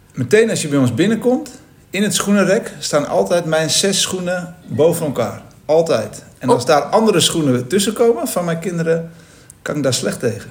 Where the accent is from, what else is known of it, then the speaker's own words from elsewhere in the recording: Amsterdam, North Holland, Netherlands; ik kom uit Amsterdam